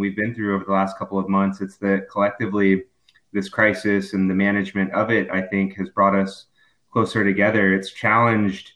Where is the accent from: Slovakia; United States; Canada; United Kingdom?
United States; Southern California; moved away as an adult; also born or lived in Missouri / Colorado / South Carolina / Florida; I'm originally from Southern California. I went to school in Missouri, and then I bounced around a little bit from Colorado to South Carolina and out of Florida professionally.